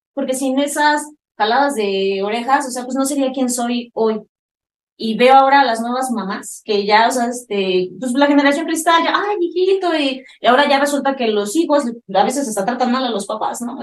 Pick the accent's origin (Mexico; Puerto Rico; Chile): Mexico; Yo soy mamá mexicana